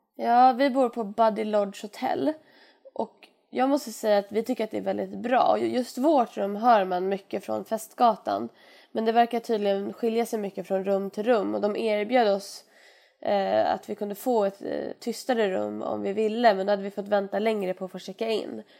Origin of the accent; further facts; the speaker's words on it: Sweden; oss som är svenskar